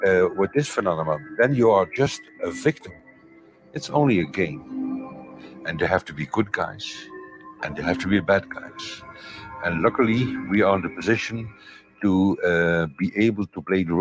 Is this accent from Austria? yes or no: no; Belgium; I'm from Belgium